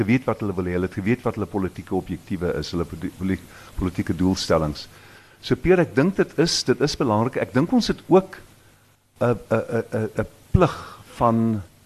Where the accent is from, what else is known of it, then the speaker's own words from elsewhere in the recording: South Africa; ons smart mm. as Suid-Afrikaners